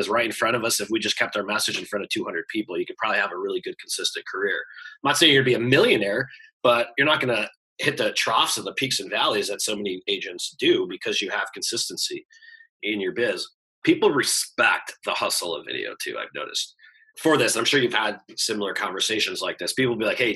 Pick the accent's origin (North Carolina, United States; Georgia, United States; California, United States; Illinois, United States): Illinois, United States; Chicago; I'm from Chicago